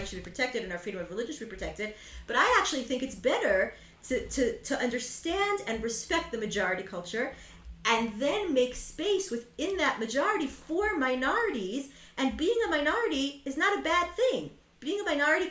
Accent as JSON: {"language": "English", "country": "United States", "said": "as an American Jew because my family is European"}